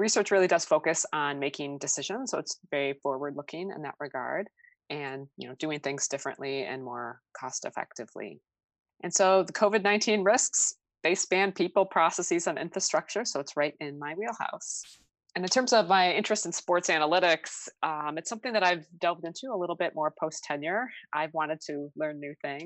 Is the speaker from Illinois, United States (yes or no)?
yes; outside of Chicago, Illinois, United States; I grew up outside of Chicago